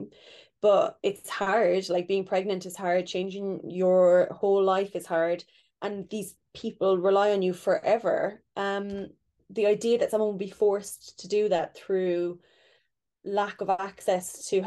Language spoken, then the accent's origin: English; Ireland; moved away; growing up in Ireland where abortion was illegal and so taboo and so not discussed